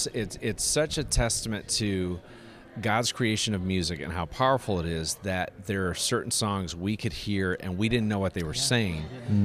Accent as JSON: {"language": "English", "country": "DR Congo", "tie": "born or raised there", "said": "I grew up in Congo and lived there for 8 years, and my parents have been missionaries there for a little over 40 years"}